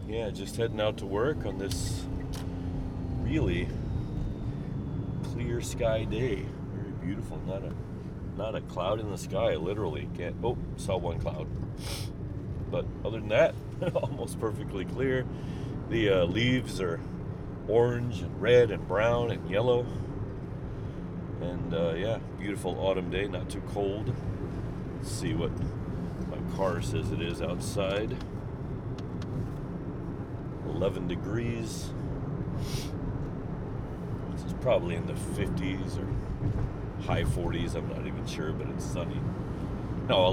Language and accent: English; St. Charles, Missouri, United States; moved away as an adult; now in Japan; back in my hometown of St. Charles, Missouri